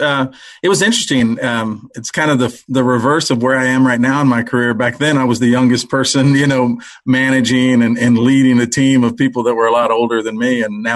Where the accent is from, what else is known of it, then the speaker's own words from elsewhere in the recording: Cuero, Texas, United States; Well, I grew up in South Texas, Cuero, Texas, a little small town.